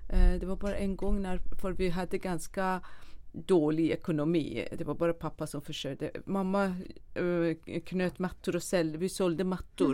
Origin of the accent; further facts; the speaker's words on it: a small village outside Shiraz, Fars, Iran; moved away as an adult; also born or lived in Dubai; now in Sweden; jag föddes i en liten by utanför eh, storstaden Shiraz i Iran